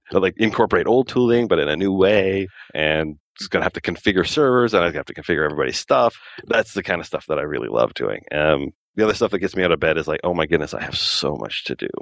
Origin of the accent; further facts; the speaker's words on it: Calgary, Alberta, Canada; now in Lower Mainland, Canada; I was born in Calgary in Alberta